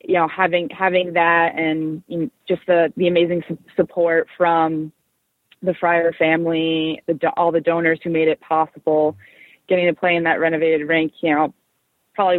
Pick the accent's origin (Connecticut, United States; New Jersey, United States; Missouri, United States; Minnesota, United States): New Jersey, United States; Westfield; also born or lived in Providence, Rhode Island; I grew up in Westfield, New Jersey, actually not too far from the Riveters home rink in Newark